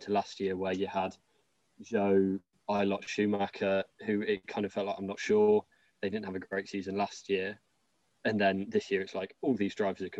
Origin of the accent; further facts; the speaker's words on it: Coventry, West Midlands, United Kingdom; I'm from Coventry, and that's in the middle